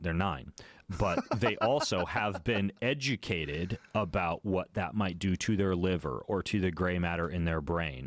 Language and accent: English; Idaho, United States; I grew up in Lucid, Idaho